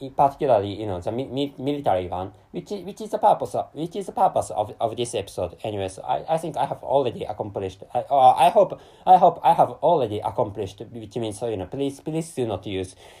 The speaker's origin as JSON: {"language": "English", "country": "Japan", "first_language": "Japanese", "second_language": "English", "said": "I'm a Japanese person living in Japan"}